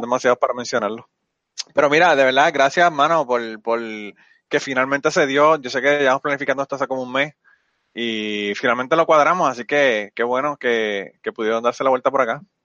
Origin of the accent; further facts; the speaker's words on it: Puerto Rico; yo no soy mexicano, yo soy puertorriqueño